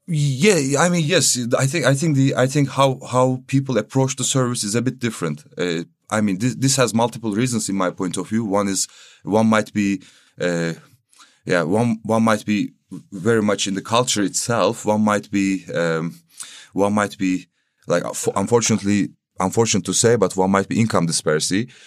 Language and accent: English; Istanbul, Turkey; moved away as an adult; now in Berlin, Germany; I'm coming from Turkey, Istanbul